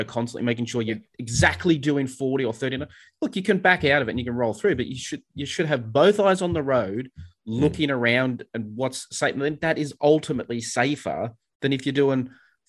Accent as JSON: {"language": "English", "town": "Sydney", "region": "New South Wales", "country": "Australia", "tie": "born or raised there", "moved": "as an adult", "lives_now": "Melbourne, Australia", "said": "I grew up in Sydney and moved to Melbourne, and, you know, so I learned to drive in Sydney"}